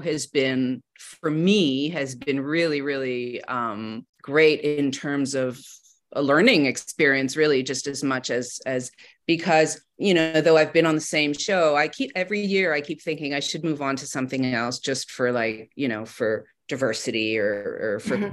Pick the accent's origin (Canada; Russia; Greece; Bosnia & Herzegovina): Canada; Montreal, Quebec; I am from Montreal and and I have kids there